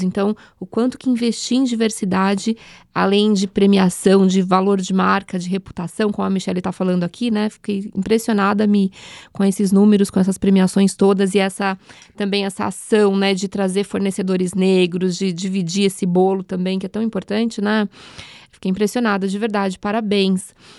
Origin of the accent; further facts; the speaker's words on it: São Paulo, Brazil; Nasci num curtiço na freguesia do Ó